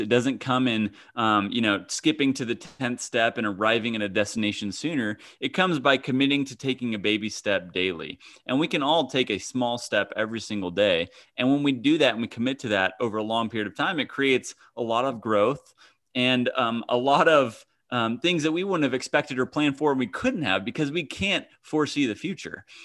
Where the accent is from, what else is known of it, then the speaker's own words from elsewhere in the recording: Kansas, United States; I grew up in Kansas